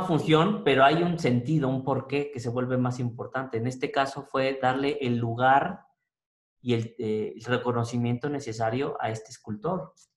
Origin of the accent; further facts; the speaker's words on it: Mexico; quiénes somos como mexicanos